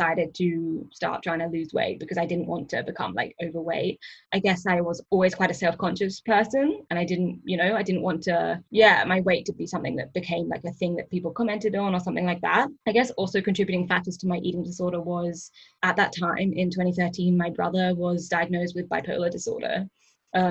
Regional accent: Perth, Western Australia, Australia; moved away as an adult; also born or lived in England / Canberra; now in Sydney, Australia; I was born in England and I moved to Australia when I was about 10. I moved to Perth in Western Australia when I was about 10. And I grew up there and did my high school there

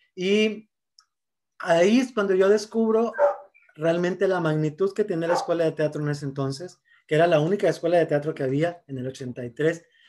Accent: Monterrey, Nuevo León, Mexico; Soy originario de aquí de Monterrey, Nuevo León, nacido aquí, ahora sí que regio de hueso colorado

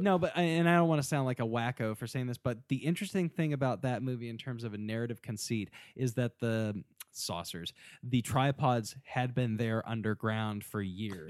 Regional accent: United States; growing up in America, I guess during the nineties

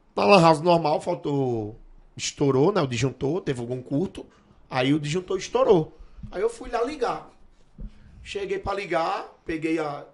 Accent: Northeast Region, Brazil; moved away; Eu, eu era do Nordeste, não era não, sou do Nordeste

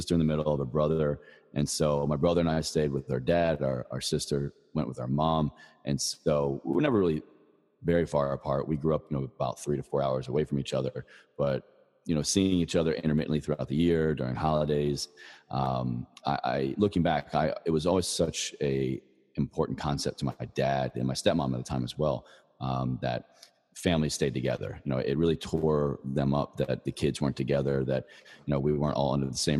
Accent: Virginia, United States; moved away as an adult; I moved back to Virginia when I got out of the Army. You know, my home state, I went to college there

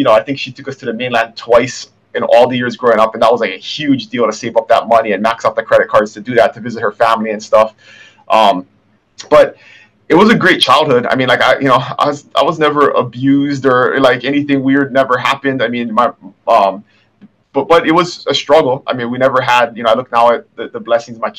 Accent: Kona, Hawaii, United States; I was born and raised here in Kona

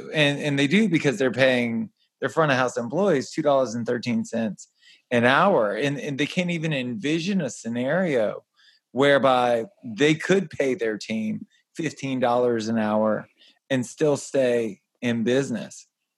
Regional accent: Southern Louisiana, United States; I was born and raised in Southern Louisiana.

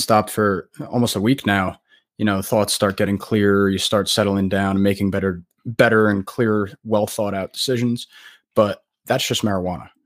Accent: New Jersey, United States; I am from New Jersey, um, United States

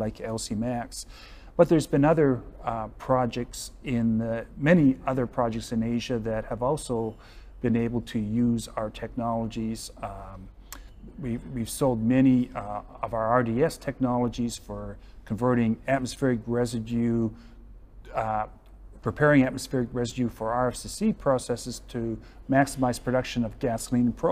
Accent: Western Canada, Prairie Provinces, Canada; I grew up in Western Canada in the Prairie Provinces

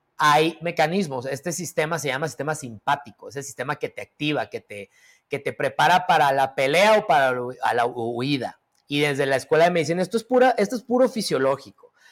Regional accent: Mexico; a qué somos propensos los mexicanos

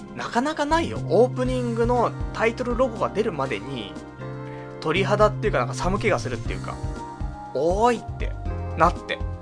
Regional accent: Saitama, Japan; now in Tokyo, Japan; 地元が埼玉だからね

